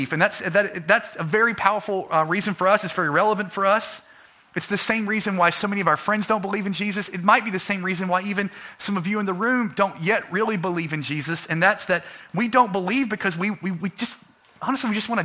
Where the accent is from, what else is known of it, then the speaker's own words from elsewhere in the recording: United States; we're American